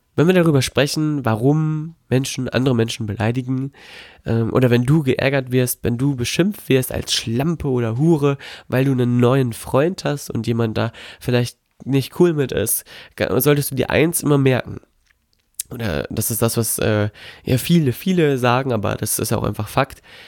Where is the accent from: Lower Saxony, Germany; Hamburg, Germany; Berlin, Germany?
Lower Saxony, Germany; Melle; now in Gifhorn, Germany; Melle in äh, Melle bei Osnabrück. Dort ist meine Heimatstadt, hier bin ich quasi groß geworden